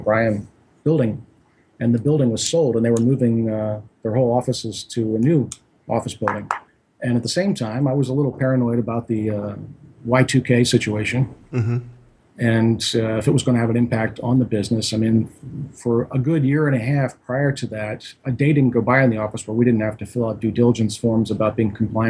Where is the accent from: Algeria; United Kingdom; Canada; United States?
United States; New Jersey; You know, I'm from the East Coast. My wife and I are both from New Jersey, and you know, I grew up with a summer home right on the ocean, so I love water.